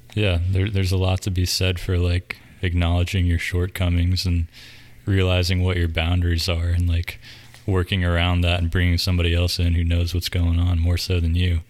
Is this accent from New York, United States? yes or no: no; Davidson, North Carolina, United States; I grew up in Davidson, which is like 20 minutes up the road from here